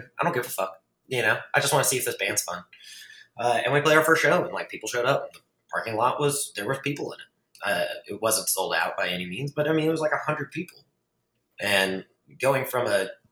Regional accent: Fort Worth, Texas, United States; in Fort Worth, which is my hometown

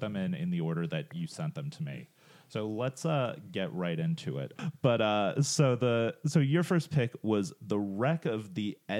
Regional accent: United States; Oh, we're American, John.

